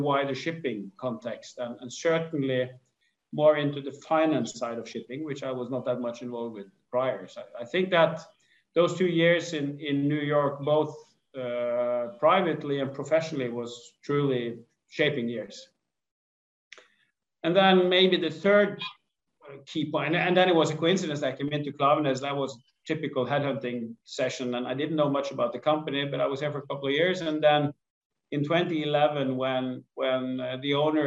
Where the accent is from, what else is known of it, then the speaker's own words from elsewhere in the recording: Askøy, Vestland, Norway; I grew up outside Bergen on an island called Askøy